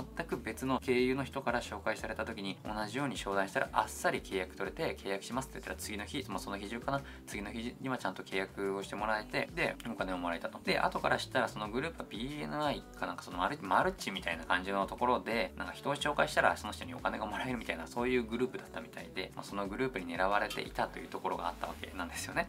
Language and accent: Japanese; Hokkaido, Japan; 僕地元北海道なんですけど